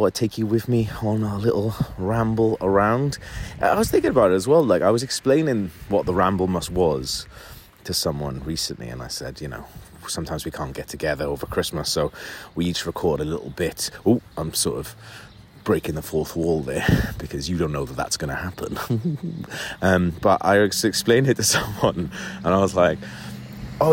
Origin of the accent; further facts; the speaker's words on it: Wales, United Kingdom; moved away as an adult; now in London, United Kingdom; Well, I'm from Wales, but I've lived in London for 15 years.